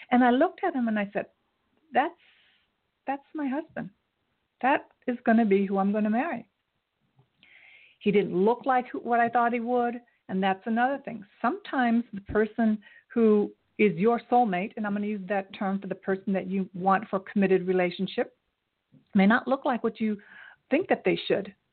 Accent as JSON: {"language": "English", "country": "Japan", "tie": "born there", "said": "I was born in Japan. My father was in the military, so I traveled a lot."}